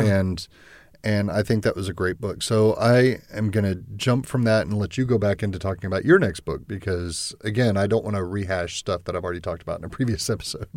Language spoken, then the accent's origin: English; Texas, United States; I grew up in Texas